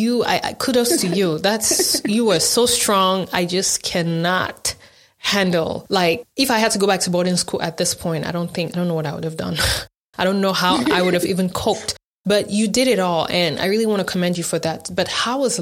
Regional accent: Cameroon; growing up in Cameroon

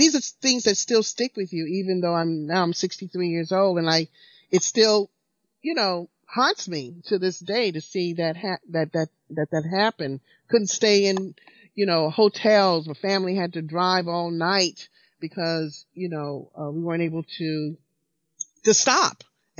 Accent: the South, United States; Because I, you know, growing up in the South, I thought that all white people were racist.

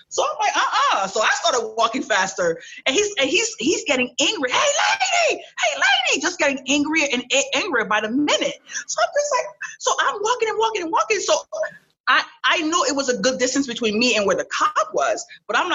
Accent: New York City, New York, United States; English is a second language; also born or lived in Cap-Haïtien, Haiti; I was raised in New York. I was raised in Flatbush, New York

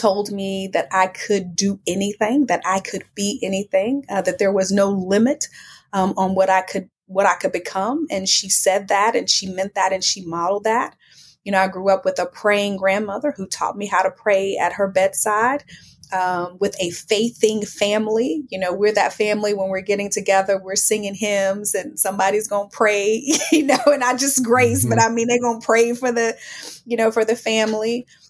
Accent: Houston, Texas, United States; Yeah, well, you know, they say that you can take the girl out the country, but you can't take the country out the girl. And that is so true. I'm really proud of my roots and where I come from.

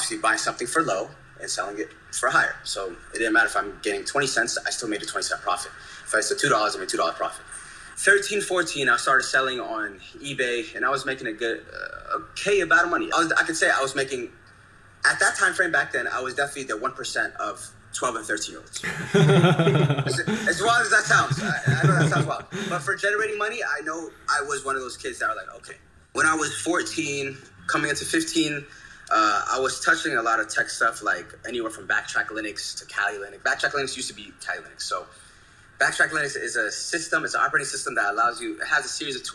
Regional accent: the DMV area, Northern Virginia, United States; I'm from Northern Virginia, the DMV area. I'm an Ethiopian-American that's very tech-enhanced. Raised in the DMV

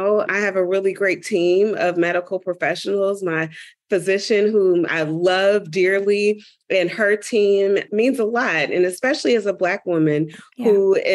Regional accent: Dayton, Ohio, United States; moved away; I'm originally from Dayton, Ohio

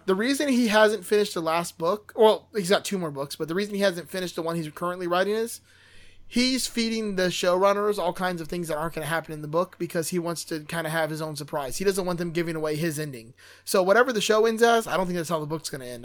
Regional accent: Miami, Florida, United States; I'm from Miami

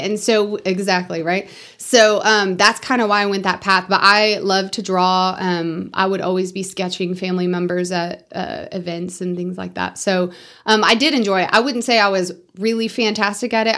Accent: Amarillo, Texas, United States; also born or lived in Bushland, Texas; We grew up about halfway in between Bushland and Amarillo

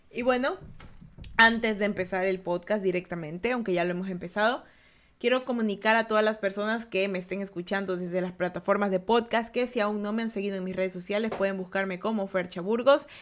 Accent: Guayaquil, Guayas, Ecuador; yo soy guayaquileña

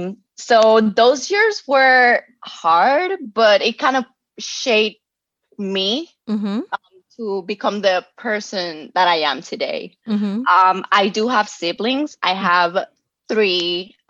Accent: Puerto Rico; moved away as an adult; I was born and raised in Puerto Rico. I was there until I was 21.

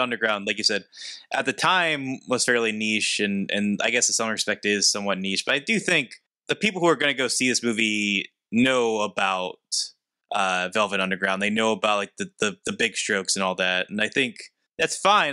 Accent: hometown where Andy Warhol is buried, Pennsylvania, United States; he's buried in my hometown.

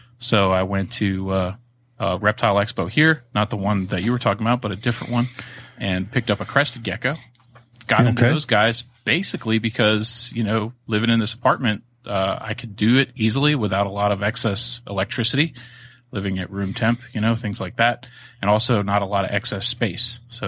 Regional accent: Florida, United States; You know, I grew up in Florida my younger years, so no shortage of lizards and frogs and turtles and things to go and catch.

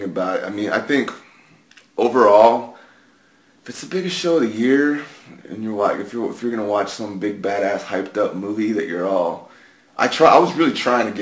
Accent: San Antonio, Texas, United States; I grew up in San Antonio

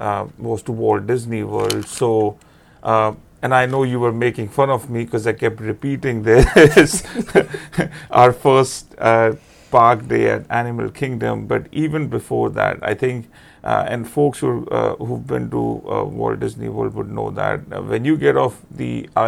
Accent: India; moved away; growing up in India

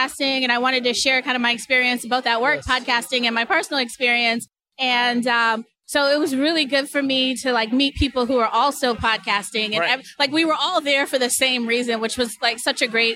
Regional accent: Boston, Massachusetts, United States; moved away as an adult; also born or lived in New York; now in Seattle, United States; Originally, I'm from Massachusetts, but I spent from Boston, Roxbury, Massachusetts

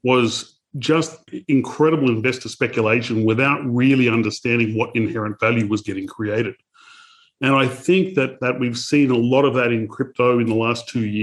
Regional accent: Australia; I'm Australian

